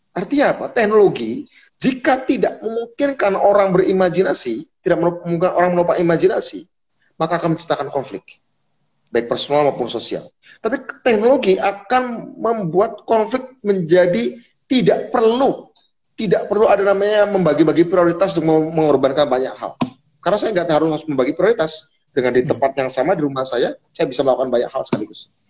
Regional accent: Cilacap, Central Java, Indonesia; besok malam dengan Cilacap, kampung halaman saya

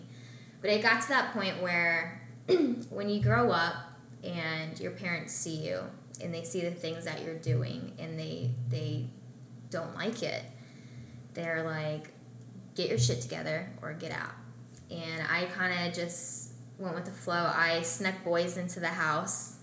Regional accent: Russellville, Arkansas, United States; moved away; also born or lived in Florida; I grew up in Arkansas with my parents, in a very, very small town

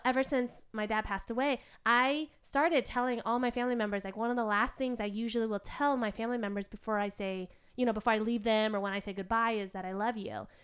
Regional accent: United States; as kids growing up in America

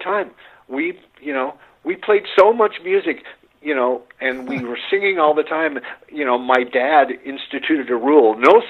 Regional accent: Arizona, United States; I grew up in Arizona watching those old Westerns

